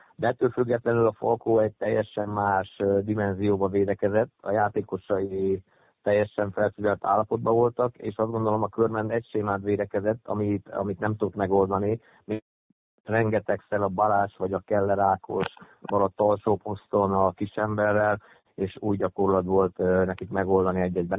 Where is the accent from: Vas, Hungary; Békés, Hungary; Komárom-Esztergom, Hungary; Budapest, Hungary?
Vas, Hungary; Körmend; Ott voltak a régi barátaim körmendről, akikkel együtt nőttem fel, együtt kosaraztam